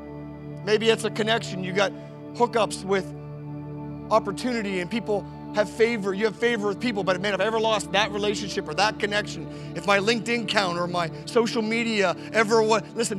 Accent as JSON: {"language": "English", "country": "Canada", "said": "I'm a Canadian"}